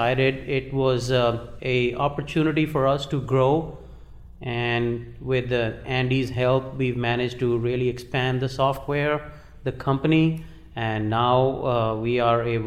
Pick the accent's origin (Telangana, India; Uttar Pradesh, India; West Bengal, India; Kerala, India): Uttar Pradesh, India; moved away as an adult; also born or lived in Kanpur; now in United States; Originally, I was born in India.